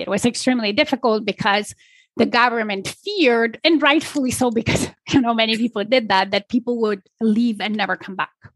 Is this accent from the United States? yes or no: no; Poland; moved away as an adult; now in Toronto, Canada; I was born and raised in Poland